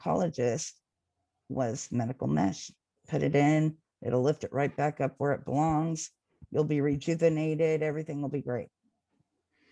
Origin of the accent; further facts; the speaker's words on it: Jackson, California, United States; also born or lived in Manteca, California; I grew up between two towns, Jackson, California, which is about 45 minutes north in the Sierra Mountains, and in Manteca, which is about 15 minutes south of where I'm at now